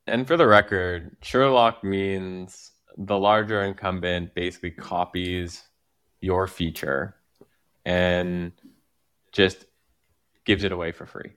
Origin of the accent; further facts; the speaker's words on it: Quebec, Canada; accent: Quebec French; my accent is like a Quebec, a Quebec accent